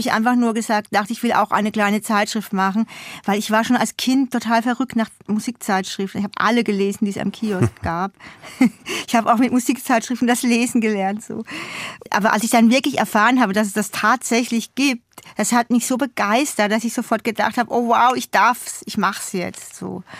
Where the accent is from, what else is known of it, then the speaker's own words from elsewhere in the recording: Odenwald, Hesse, Germany; also born or lived in Hamburg; now in Berlin, Germany; ich durfte da sozusagen zurück in meine Heimat fahren, um meinen Zungenschlag zu verbessern